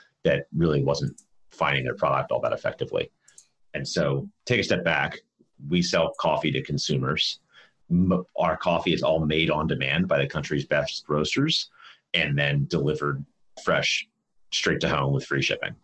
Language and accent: English; outside of Philadelphia, Pennsylvania, United States; moved away; also born or lived in New York; I grew up outside of Philadelphia